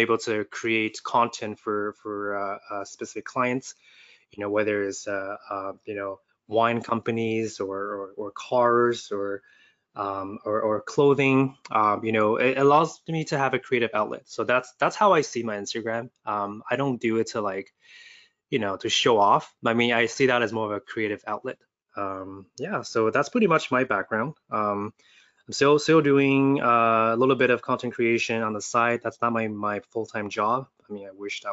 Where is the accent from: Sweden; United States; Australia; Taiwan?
Taiwan; moved away; also born or lived in Vancouver; I grew up in Asia as well, so I just like any other Asian kid. I study elementary school in Taiwan